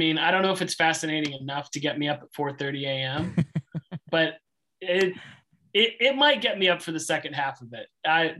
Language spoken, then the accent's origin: English; United States; we're both American.